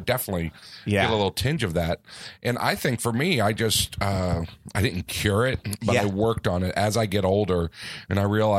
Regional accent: Florida, United States; now in Los Angeles, United States; I'm from Florida

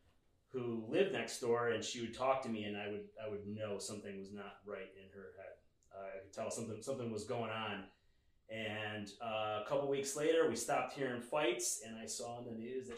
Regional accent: Binghamton, New York, United States; moved away as an adult; also born or lived in Boston area, Massachusetts; now in West Caldwell, United States; I'm originally from upstate New York, so like farm town style.

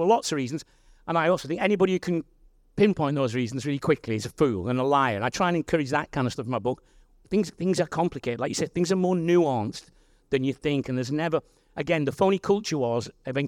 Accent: Wigan, North West England, United Kingdom; I'm from Wigan

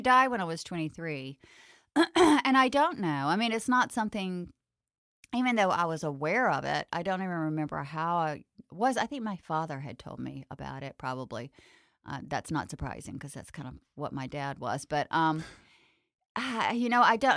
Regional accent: the South, United States; growing up in the South.

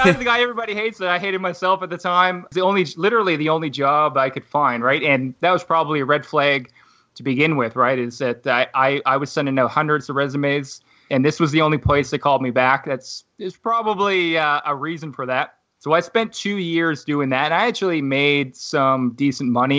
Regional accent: Halifax, Nova Scotia, Canada; moved away; buy a house back in my hometown. So, I'm from Halifax, Nova Scotia originally

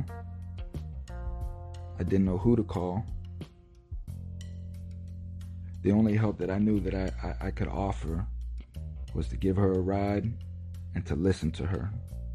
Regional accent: United States; us as an American society

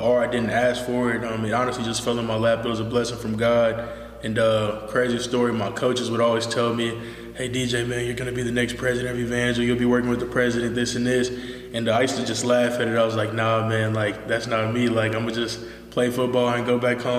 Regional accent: Dallas, Texas, United States; moved away as an adult; also born or lived in Cedar Hill, Texas; now in Springfield, Missouri, United States; I'm actually from Dallas, Texas

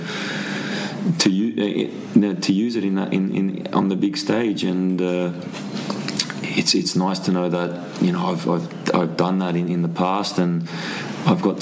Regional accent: Sydney, New South Wales, Australia; moved away as an adult; Sydney, my hometown.

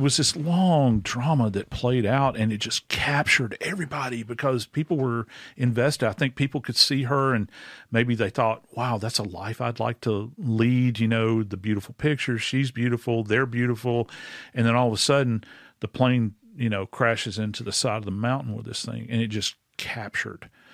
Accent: New Orleans, Louisiana, United States; in my hometown in New Orleans

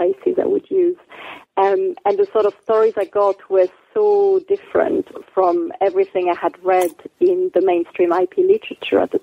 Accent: France; moved away; also born or lived in Djibouti / Nottingham; I'm from France originally

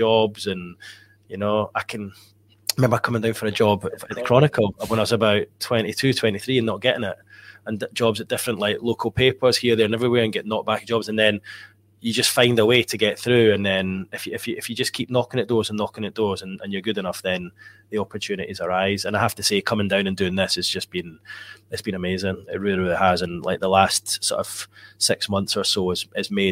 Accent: Edinburgh, Scotland, United Kingdom; moved away as an adult; now in Newcastle upon Tyne, United Kingdom; living growing up in Edinburgh

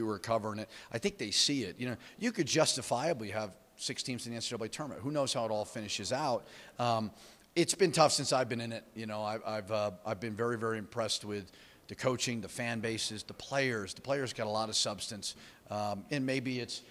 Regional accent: Boston, Massachusetts, United States; also born or lived in New York; now in Albuquerque, United States; I actually consider myself more of a Boston guy

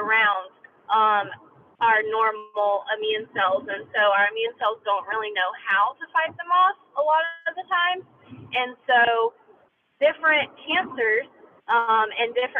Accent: North Carolina, United States; I was born and raised in North Carolina, and I don't intend, you know, on leaving North Carolina.

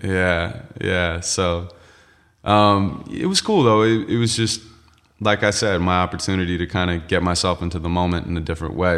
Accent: Santa Monica, California, United States; I'm from L A, and, uh, I was born and raised in Santa Monica.

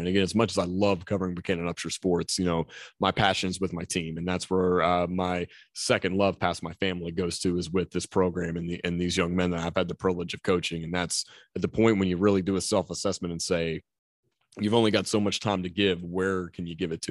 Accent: Mannington, West Virginia, United States; I grew up in Mannington

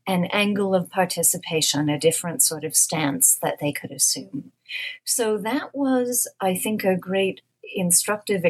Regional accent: United States; as an American

